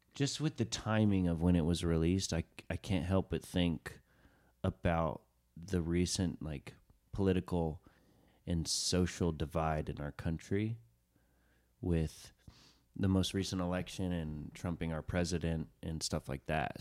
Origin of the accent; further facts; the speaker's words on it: Chattanooga, Tennessee, United States; first language English; I grew up in Chattanooga, Tennessee